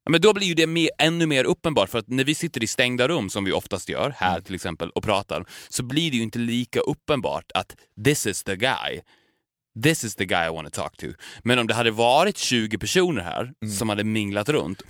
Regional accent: Borlänge, Dalarna County, Sweden; Borlänge där vi kommer ifrån

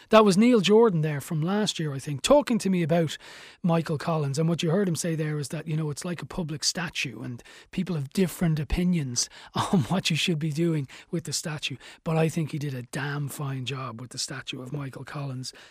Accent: Ireland; an Irish person

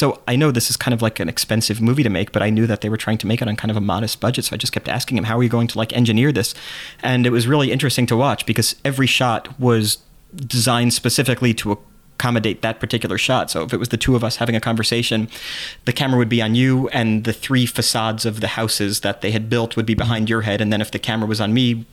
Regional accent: New York City, New York, United States; I'm from New York City.

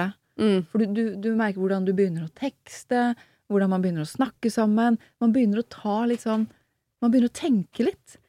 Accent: Oslo, Norway; opprinnelig fra Groruddalen, Furuset

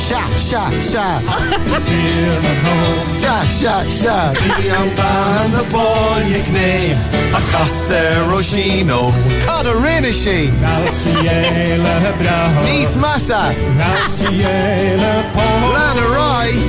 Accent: Ireland; I'm certainly Irish

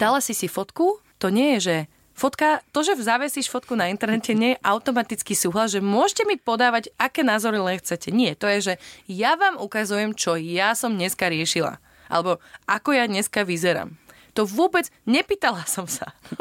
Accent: Slovakia; moved away as an adult; now in Madeira, Portugal; mali sme rodičov z iných krajín, ale vyrastali sme na Slovensko

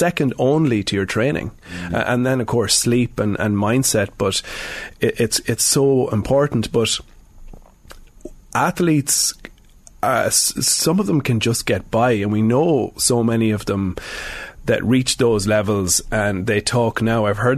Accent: Sligo, Connacht, Ireland; now in Dublin, Ireland; I'm from Sligo, but I'm in Dublin now for nearly 20 years.

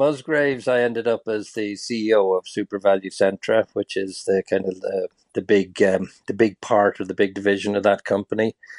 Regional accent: Lusaka, Lusaka Province, Zambia; also born or lived in Tralee, Ireland; Yeah, I was born in Tralee. My mother was from Tralee, and she had five boys. I was the eldest. And just after independence that Zambia achieved in the 60s, my parents took the idea that it'd be a good idea to leave Kerry and go to Zambia.

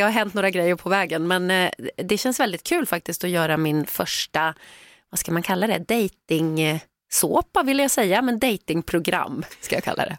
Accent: Sweden; vi svenskar

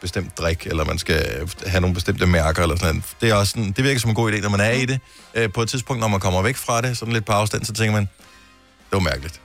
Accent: Denmark; jeg er født i Danmark, og al min familie, så vidt jeg ved, er, bor i Danmark

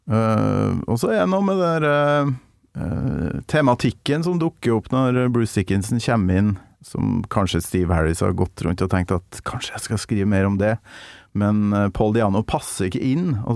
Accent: Tønsberg, Vestfold, Norway; Tønsberg. Fra Tønsberg, ja.

